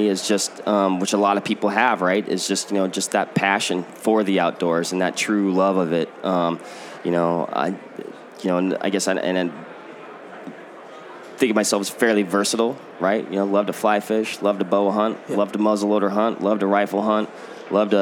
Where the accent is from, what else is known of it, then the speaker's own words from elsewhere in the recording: Washington, United States; now in Middleton, Wisconsin, United States; born and raised in Washington